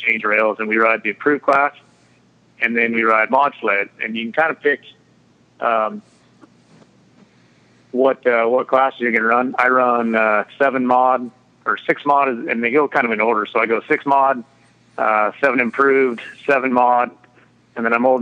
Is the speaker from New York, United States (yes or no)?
no; McCall, Idaho, United States; I grew up in McCall, Idaho